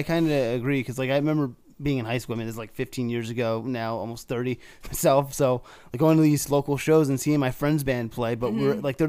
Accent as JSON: {"language": "English", "region": "New Jersey", "country": "United States", "also_born_or_lived": "New York", "said": "Because like I'm from New Jersey, New York, and there's a different beast, to be honest, about where like people hustle and shit like that from that."}